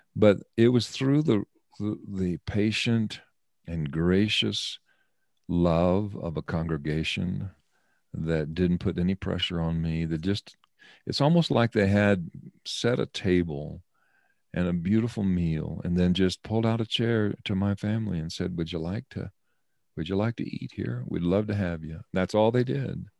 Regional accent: Colorado, United States; moved away as an adult; also born or lived in Oklahoma / Seattle, Washington; My wife and I are both born and raised in Colorado

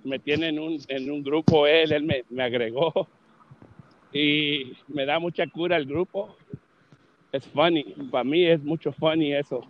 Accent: Los Angeles, California, United States; Yo soy de Los Ángeles, California

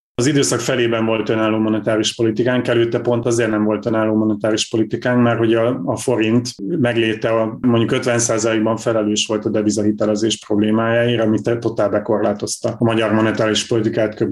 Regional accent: Borsod-Abaúj-Zemplén, Hungary; Borsod mennyire, mert én is onnan származom

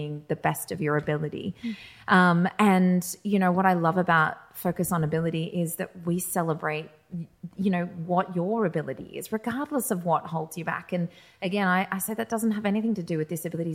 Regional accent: Australia; I was born in Australia.

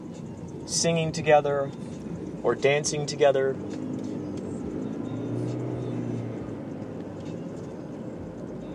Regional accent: Chicago, Illinois, United States; moved away; I'm from Chicago where it's flat out there

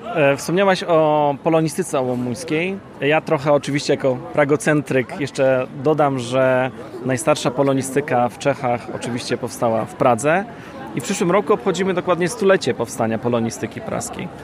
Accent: Gdańsk, Pomeranian Voivodeship, Poland; ja jestem z Gdańska, u nas nie ma rynków

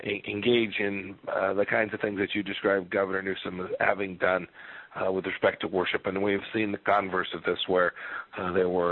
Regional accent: Kansas, United States; my home state in Kansas

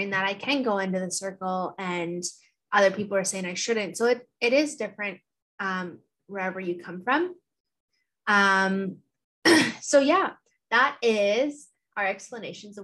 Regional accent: Thunder Bay, Ontario, Canada; now in Hamilton, Canada; growing up in Thunder Bay, annually the Fort William has their powwow.

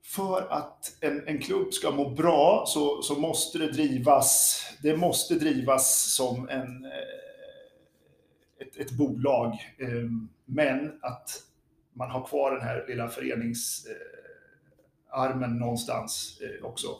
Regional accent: Örebro, Örebro County, Sweden; moved away; also born or lived in Lidingö; vi var från Örebro.

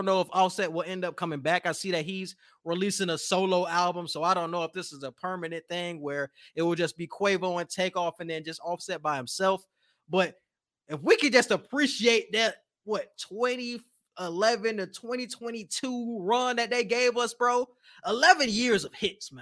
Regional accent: the South, United States; I'm from the South

